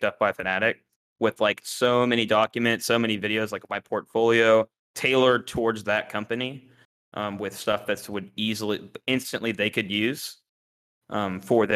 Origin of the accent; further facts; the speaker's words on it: Houston, Texas, United States; moved away; I grew up in Houston